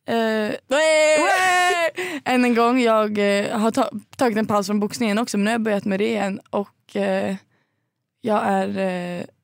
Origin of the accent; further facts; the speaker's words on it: Linköping, Östergötland, Sweden; Ja, jag kommer från Linköping egentligen.